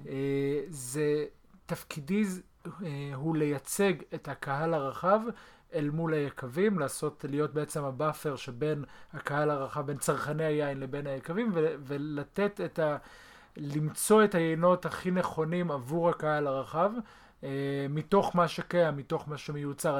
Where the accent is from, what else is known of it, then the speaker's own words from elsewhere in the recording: Israel; אנחנו כולנו ישראלים